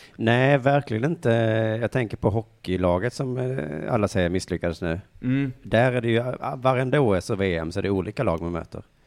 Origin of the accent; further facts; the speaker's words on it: Sweden; dig och mig som är svenskar